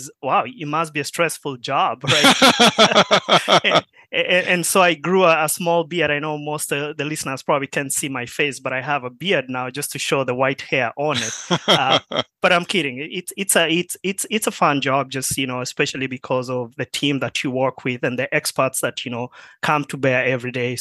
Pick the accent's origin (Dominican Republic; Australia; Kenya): Kenya; moved away as an adult; also born or lived in Marshall, Minnesota; now in United States; I grew up in Kenya